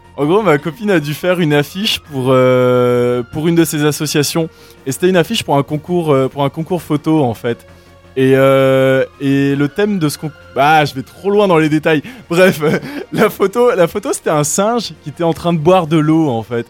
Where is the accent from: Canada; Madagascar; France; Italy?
Madagascar; moved away as an adult; now in Switzerland; j'ai grandi à Madagascar.